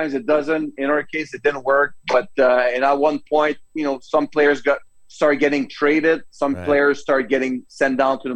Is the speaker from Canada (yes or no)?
yes; Canada; accent: French; English is a second language